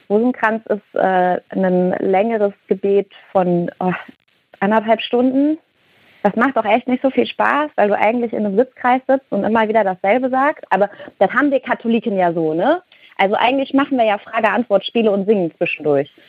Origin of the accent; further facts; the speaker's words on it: Cologne, North Rhine-Westphalia, Germany; ich glaube, ich komme ursprünglich aus dem Rheinland, äh, aus Köln, ne? Und bei uns sagt man halt, mach was du willst.